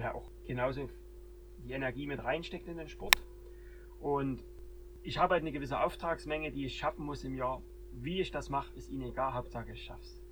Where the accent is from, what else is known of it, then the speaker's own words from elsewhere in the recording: Germany; hier bei uns in Deutschland